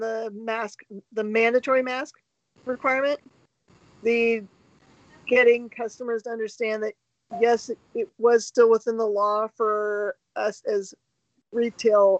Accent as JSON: {"language": "English", "town": "Georgetown", "region": "Texas", "country": "United States", "tie": "born or raised there", "said": "I grew up in Georgetown, which is not too far away from there"}